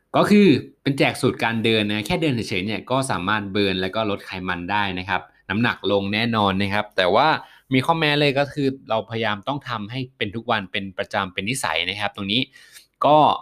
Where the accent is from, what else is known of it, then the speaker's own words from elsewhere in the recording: Kanchanaburi, Thailand; moved away; ไปจังหวัดกาญจนบุรีมาฮะไปตัดหญ้าที่บ้านเกิดมานะฮะ